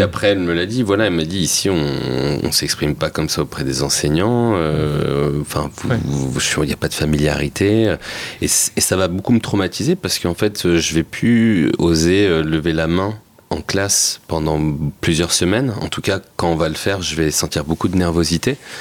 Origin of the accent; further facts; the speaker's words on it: Seine-Saint-Denis, Île-de-France, France; je venais de Seine-Saint-Denis